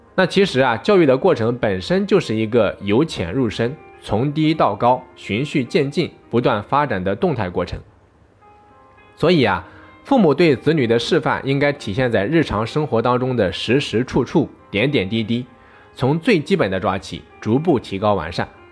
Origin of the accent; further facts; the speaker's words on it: China; 我们中国人